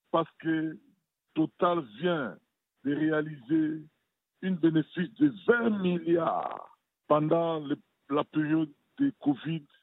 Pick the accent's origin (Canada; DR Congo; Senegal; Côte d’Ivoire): DR Congo; now in France; Comme nous voyons, par exemple, chez nous au Congo, il y a eu plus de beaucoup de sociétés belges.